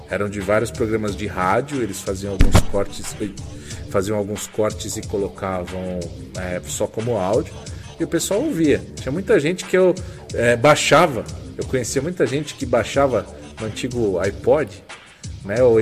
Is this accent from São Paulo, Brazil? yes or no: yes; São Caetano do Sul, São Paulo, Brazil; São Caetano, minha quebrada também.